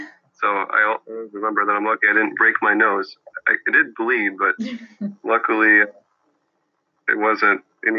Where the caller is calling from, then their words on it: Bloomington, Indiana, United States; I'm in Bloomington, Indiana.